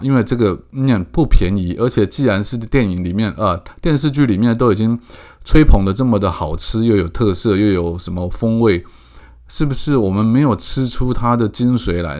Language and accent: Chinese; Keelung, Taiwan; 我家，我从小就是，我在孝山路七十九巷长大的